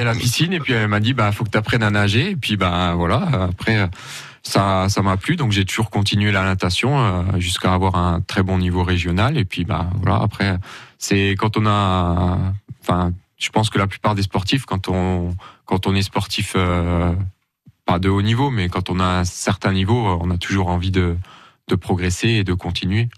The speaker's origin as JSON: {"language": "French", "town": "Creutzwald", "region": "Grand Est", "country": "France", "said": "je suis originaire de Creusval"}